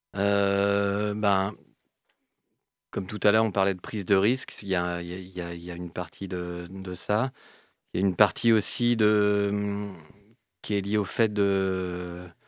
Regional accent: Rennes, Brittany, France; je suis originaire de Rennes

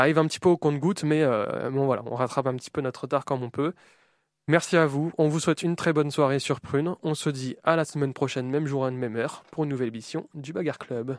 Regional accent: France; nous en tant que Français

